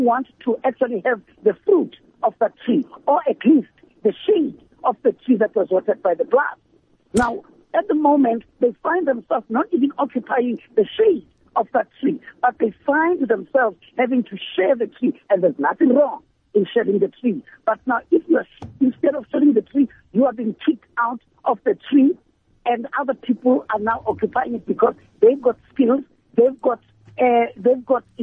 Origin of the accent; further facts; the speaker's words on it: South Africa; as South Africans